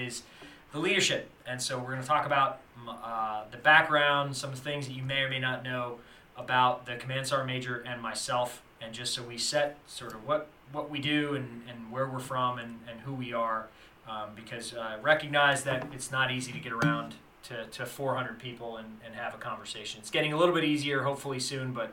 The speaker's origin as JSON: {"language": "English", "town": "Toms River", "region": "New Jersey", "country": "United States", "moved": "as an adult", "said": "I'm from Toms River, New Jersey"}